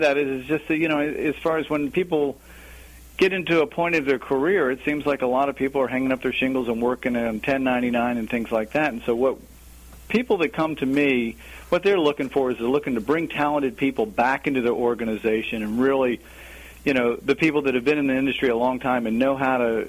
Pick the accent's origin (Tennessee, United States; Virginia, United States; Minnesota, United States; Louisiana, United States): Virginia, United States; Alexandria; moved away as an adult; now in Richmond, United States; I grew up in the Washington, D.C. area, pretty much Alexandria